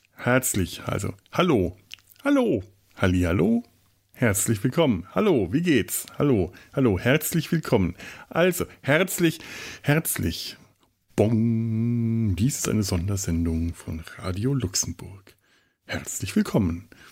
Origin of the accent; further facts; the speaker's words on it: Franconia, Bavaria, Germany; bei uns in Franken